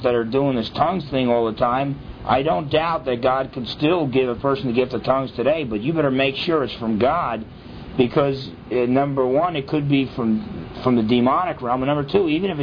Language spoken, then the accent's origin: English; New Jersey, United States; when I was growing up in New Jersey